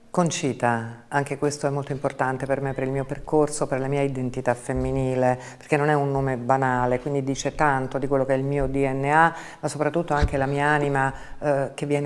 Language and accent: Italian; Rome, Lazio, Italy; so italiana, so romana, da Garbatella e dalla Magliana.